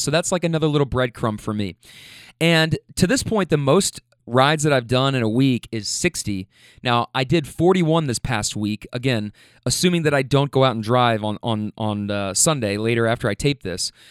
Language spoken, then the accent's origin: English; Louisville, Kentucky, United States; I rep Louisville, Kentucky